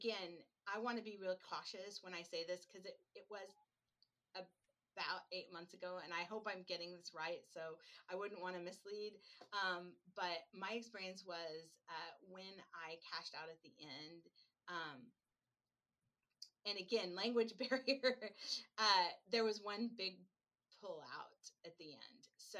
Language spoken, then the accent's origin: English; Oregon, United States; and you all know that I'm from Oregon, different animal, right?